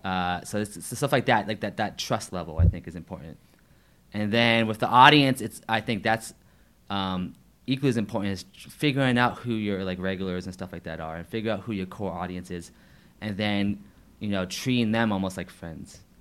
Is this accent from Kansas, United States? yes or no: no; St. Marys, Georgia, United States; now in Atlanta, United States; I did um, a show in my hometown of St. Mary's